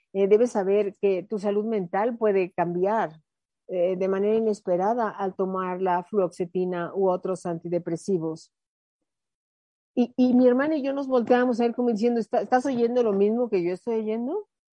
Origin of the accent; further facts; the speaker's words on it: Mexico; mi mexicana